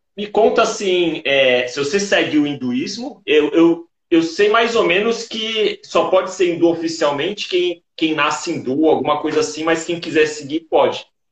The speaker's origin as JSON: {"language": "Portuguese", "town": "Santos", "region": "São Paulo", "country": "Brazil", "tie": "born or raised there", "said": "eu nasci em Santos."}